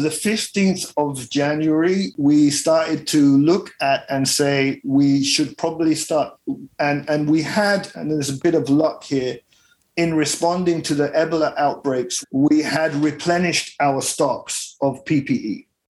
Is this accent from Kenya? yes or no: yes; Kenya; I started off in Kenya. I grew up in Kenya. My father is Italian. My mother is a Brit.